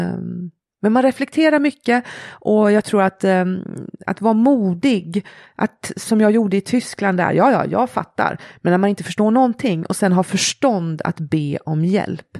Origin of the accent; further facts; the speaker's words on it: Sweden; vara född och uppvuxen i Sverige